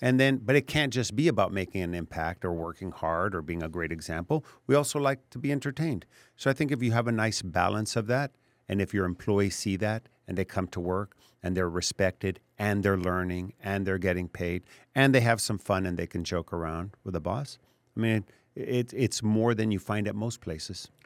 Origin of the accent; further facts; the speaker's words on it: Laredo, Texas, United States; I grew up in Laredo